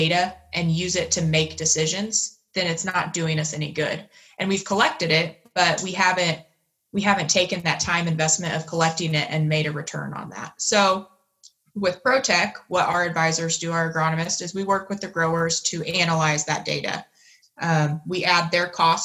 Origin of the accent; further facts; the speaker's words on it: Newton County, Indiana, United States; I grew up on a farm, a corn and soybean farm in Newton County, Indiana